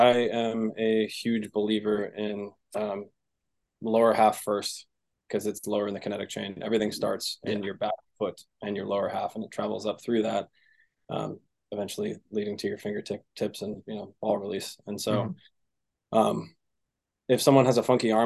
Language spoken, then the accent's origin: English; Seattle, Washington, United States; I'm from Seattle